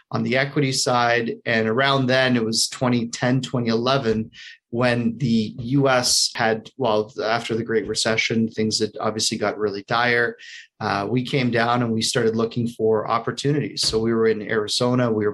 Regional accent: Canada; moved away as an adult; also born or lived in United States; I'm a Canadian hiding out in the U.S. for a good portion of the year.

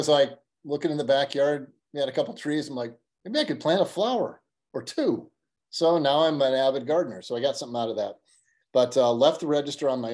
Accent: Ames, Iowa, United States; now in Ankeny, United States; born and raised in Ames

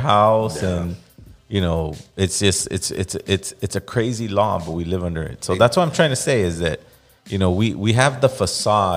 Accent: Los Angeles, California, United States; I grew up in East Los Angeles.

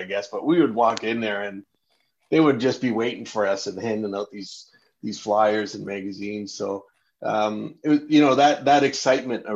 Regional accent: Hamilton, Ontario, Canada; I grew up in Hamilton, Ontario

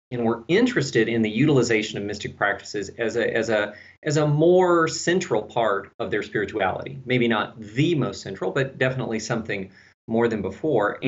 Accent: Texas, United States; accent: slight southern; now in Tennessee, United States; I'm from Texas

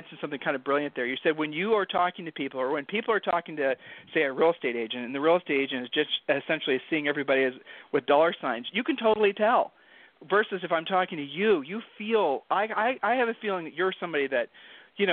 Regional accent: Ohio, United States; now in Texas, United States; I'm from Ohio, and we are basically beaten into submission about being humble

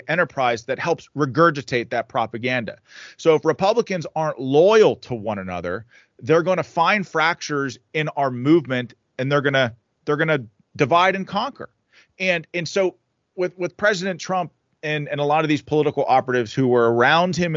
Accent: Pittsburgh, Pennsylvania, United States; This is Pennsylvania's my home. I'm fourth generation Western Pennsylvania. I'm a Pittsburgh guy

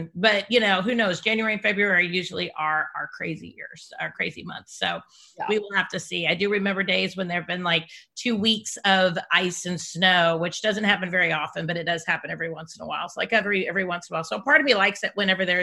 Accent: Iowa, United States; I grew up in Iowa

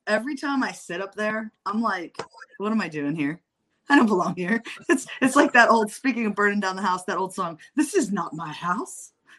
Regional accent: Appalachia, United States; I am from Appalachia.

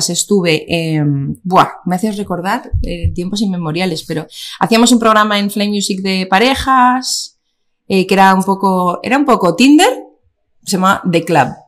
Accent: Basque Country, Spain; sí que somos muchos vascos

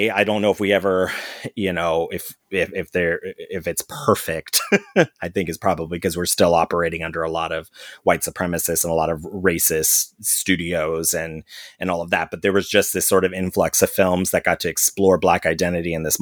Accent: St. Louis, Missouri, United States; when I grew up in St. Louis, I was in a black world. I didn't know any white people.

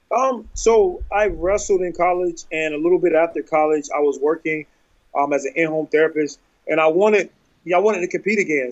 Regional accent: North Carolina, United States; I'm from North Carolina

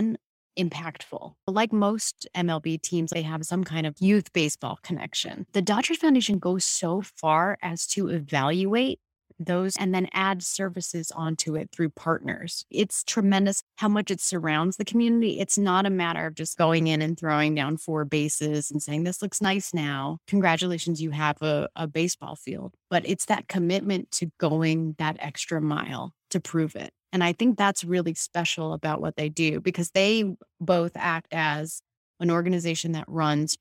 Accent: Boston, Massachusetts, United States; my hometown team, the Red Sox

